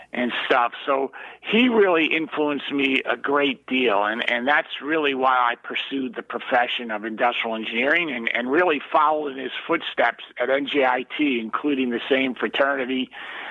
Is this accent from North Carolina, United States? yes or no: no; South Orange, New Jersey, United States; I grew up in South Orange, New Jersey, Essex County